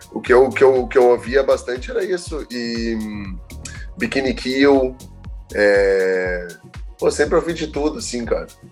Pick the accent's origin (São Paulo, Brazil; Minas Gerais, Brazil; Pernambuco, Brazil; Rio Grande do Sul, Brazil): Rio Grande do Sul, Brazil; Porto Alegre; now in Florianópolis, Brazil; Eu sou gaúcho, natural de Porto Alegre. Vim morar em Floripa por causa do surf